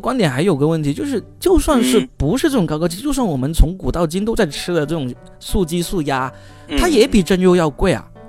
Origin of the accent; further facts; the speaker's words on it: Guangdong, China; 我从小我是在那个呃农村长大的，我从小吃的肯绝对就是走地鸡。所以呢，我们广东这边，特别是这种小城镇、小农村出来的人呢